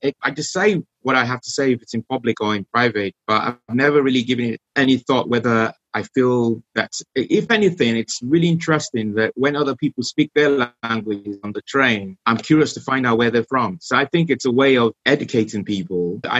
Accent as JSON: {"language": "English", "country": "Nigeria", "first_language": "Yoruba", "second_language": "English", "said": "Okay, my native language is Yoruba, which is a language spoken in the western part of Nigeria."}